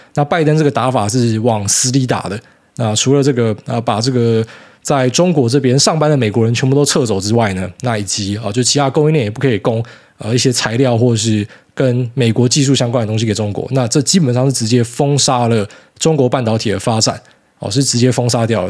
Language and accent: Chinese; Taiwan; 我们台湾人